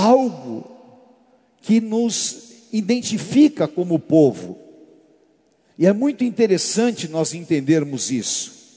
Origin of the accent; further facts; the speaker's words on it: Brazil; Nós, como brasileiros, nós temos uma mixigenação muito grande